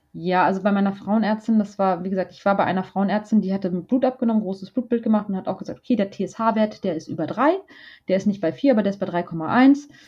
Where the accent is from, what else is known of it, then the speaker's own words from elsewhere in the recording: Braunschweig, Lower Saxony, Germany; moved away as an adult; now in Hamburg, Germany; Ich bin in Braunschweig aufgewachsen.